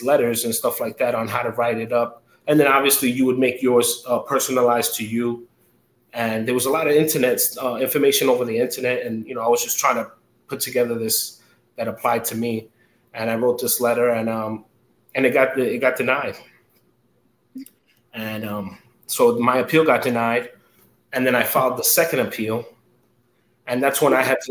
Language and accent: English; New York City, New York, United States; moved away as an adult; now in Nassau County, United States; born and raised in Queens. Now I'm living out here in Nassau. But I'm a Queens kid